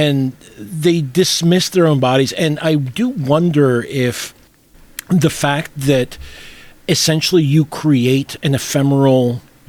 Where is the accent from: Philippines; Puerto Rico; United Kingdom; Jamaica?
Puerto Rico; moved away; Having been born and raised in Puerto Rico